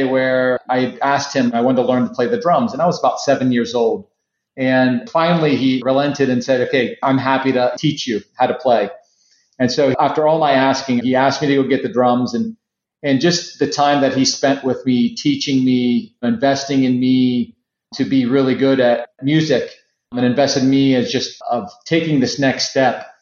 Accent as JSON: {"language": "English", "town": "Cincinnati", "region": "Ohio", "country": "United States", "tie": "born or raised there", "said": "growing up in Cincinnati"}